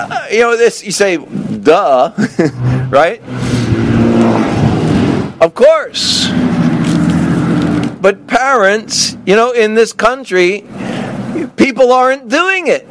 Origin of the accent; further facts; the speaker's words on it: the South, United States; moved away as an adult; I grew up in the South